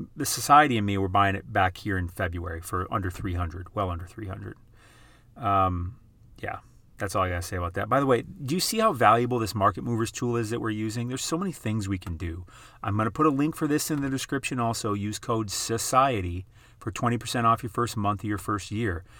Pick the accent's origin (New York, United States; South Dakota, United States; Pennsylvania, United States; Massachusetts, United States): South Dakota, United States; I'm from South Dakota. That's where I grew up, South Dakota.